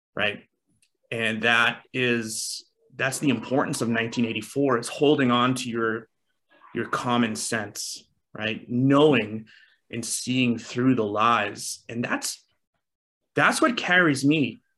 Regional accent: East Coast, United States; I grew up on the East Coast.

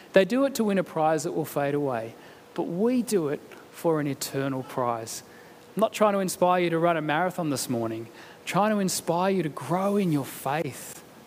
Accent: Canberra, Australian Capital Territory, Australia; moved away; having come from Canberra

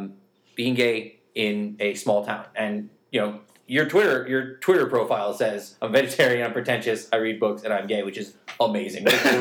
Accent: New York, United States; I forget sometimes that we're from New York State.

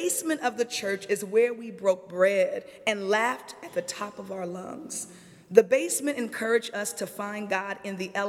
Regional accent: Springfield, Illinois, United States; my hometown, Springfield, Illinois

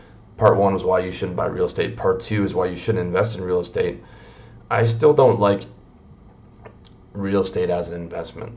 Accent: Canada; moved away as an adult; also born or lived in Toronto; I'm from Canada

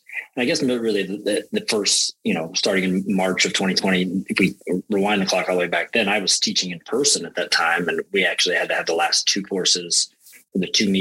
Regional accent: Indiana, United States; moved away; also born or lived in Europe; I grew up in Indiana, and when I was little, the Indianapolis 500 was such a big thing

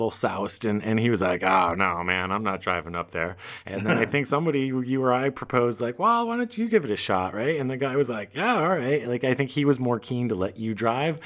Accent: Vermont, United States; Growing up in Vermont, Vermont's not dissimilar to probably like parts of Canada

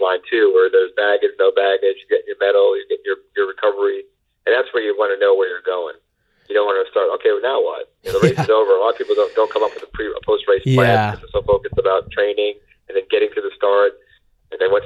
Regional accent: Long Island, New York, United States; I'm a local, you know, I grew up in Long Island, I went to college in Queens, I lived in the city all my life

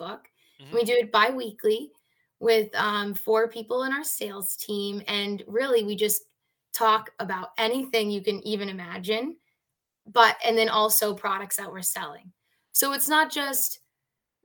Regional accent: Naples, Florida, United States; moved away as an adult; now in Philadelphia area, United States; born and raised in Naples, Florida

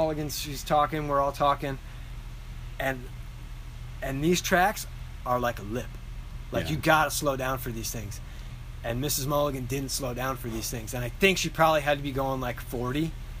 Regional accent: East Coast, United States; growing up on the East Coast

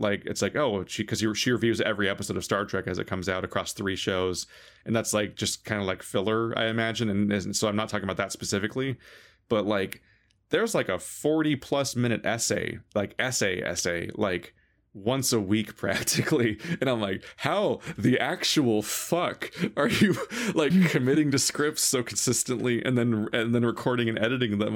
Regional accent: United States; as an American

